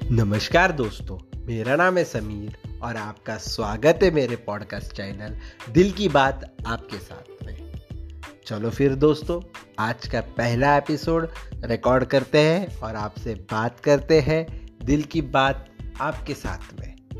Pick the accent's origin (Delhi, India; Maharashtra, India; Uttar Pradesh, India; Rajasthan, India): Maharashtra, India; Aurangabad; मैं औरंगाबाद महाराष्ट्र से हूँ